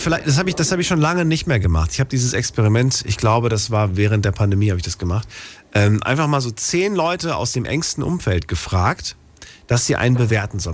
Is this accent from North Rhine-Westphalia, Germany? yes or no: no; Frankfurt, Hesse, Germany; in Frankfurt, da bin ich ja groß geworden